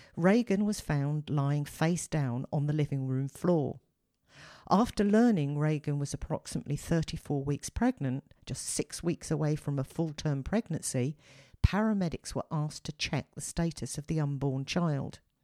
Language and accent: English; United Kingdom; as a Brit